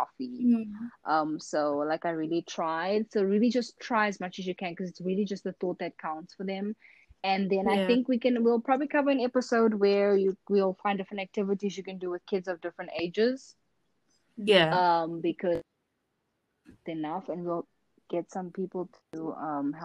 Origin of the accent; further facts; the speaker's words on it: South Africa; moved away; I'm from South Africa